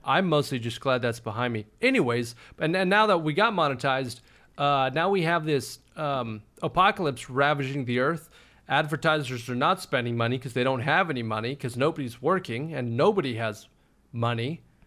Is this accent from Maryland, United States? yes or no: no; Austin, Texas, United States; also born or lived in Los Angeles; Born and raised in Austin, we're pretty we're pretty laid back as far as cities go